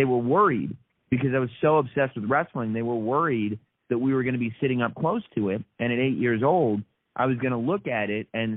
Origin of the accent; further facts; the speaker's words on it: New York City, New York, United States; also born or lived in United Kingdom; I was born here in New York and live here in New York now, but I spent some of my childhood living in England. My family moved to the UK when I was young. And so we spent about 4 years living in the UK